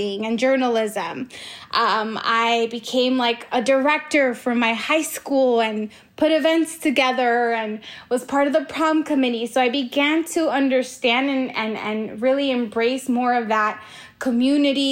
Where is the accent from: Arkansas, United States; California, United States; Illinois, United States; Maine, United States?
California, United States; Los Angeles; I grew up in Hollywood